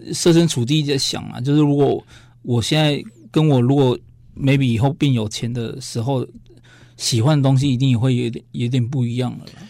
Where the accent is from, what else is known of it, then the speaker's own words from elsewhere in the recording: Taiwan; 我们台湾人